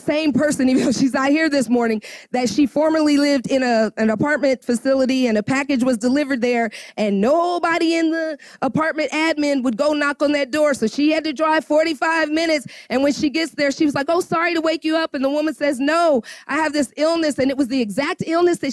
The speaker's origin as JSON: {"language": "English", "region": "Indiana", "country": "United States", "also_born_or_lived": "Atlanta", "moved": "yes", "said": "We're originally from Indiana."}